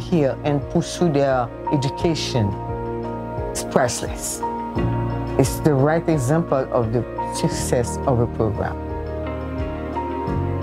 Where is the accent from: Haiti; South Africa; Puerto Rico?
Haiti; Port-au-Prince, Ouest; I'm from Port-au-Prince, Haiti.